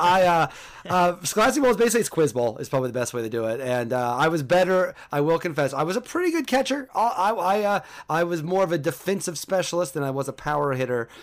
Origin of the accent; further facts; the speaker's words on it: Mattoon, Illinois, United States; I am from Mattoon, Illinois, which is about an hour and forty-five minutes from Saint Louis.